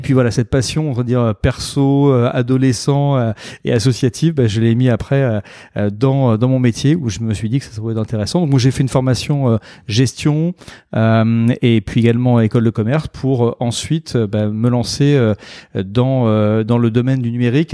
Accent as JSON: {"language": "French", "region": "Normandy", "country": "France", "tie": "born or raised there", "moved": "as an adult", "lives_now": "Bordeaux, France", "said": "je suis né en Normandie"}